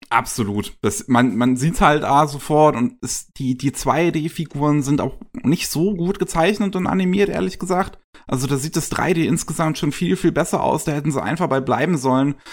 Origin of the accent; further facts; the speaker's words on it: Germany; bei uns in Deutschland